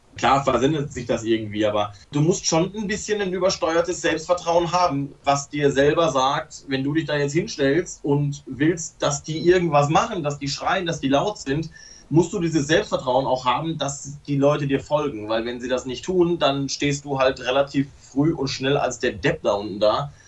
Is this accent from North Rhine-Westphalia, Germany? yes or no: yes; Hamm, North Rhine-Westphalia, Germany; ich komme ja gebürtig aus dem Ruhrpott, bin gebürtiger Hammer